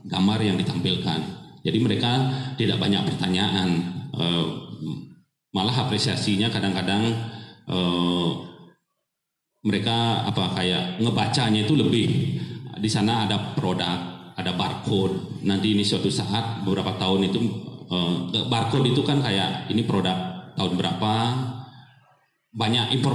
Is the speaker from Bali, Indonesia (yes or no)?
yes; Bali, Indonesia; mereka sangat paham sekali uh, saya berasal dari Bali